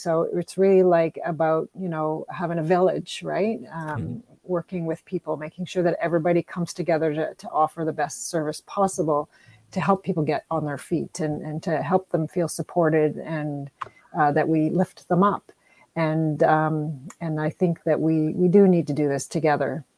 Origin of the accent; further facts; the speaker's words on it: Timmins, Ontario, Canada; now in Windsor, Canada; I'm originally from Timmins